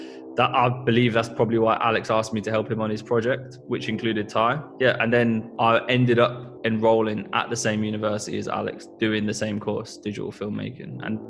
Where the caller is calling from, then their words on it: Northampton, East Midlands, United Kingdom; We're tuning in from Northampton, where we both still live.